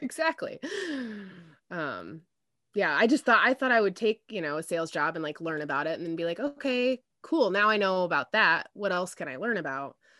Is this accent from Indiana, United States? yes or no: yes; Indianapolis, Indiana, United States; also born or lived in Denver, Colorado; Indianapolis, um, which is where I am, I'm from. Um, but I was born out there and they moved back here when I was, um, when I was about four.